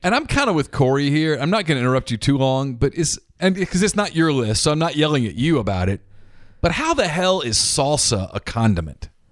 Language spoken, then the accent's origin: English; Ruston, Louisiana, United States; moved away as an adult; now in Mississippi, United States; I grew up in Ruston, five minutes from Grambling